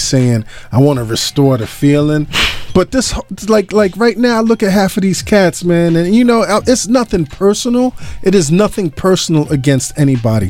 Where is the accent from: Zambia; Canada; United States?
United States; New York City, New York; I grew up in Brooklyn on Troy Avenue.